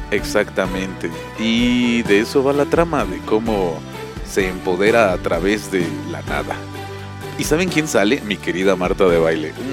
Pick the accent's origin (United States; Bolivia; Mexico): Mexico; nosotros como mexicanos